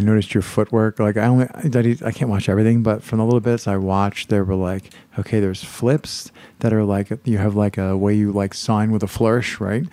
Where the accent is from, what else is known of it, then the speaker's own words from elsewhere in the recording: Pennsylvania, United States; I'm from Pennsylvania